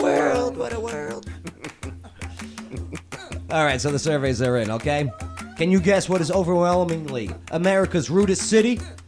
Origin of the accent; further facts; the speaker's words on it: New Jersey, United States; also born or lived in New York; now in Nashville, United States; As a guy that lived in New York, you know, from Jersey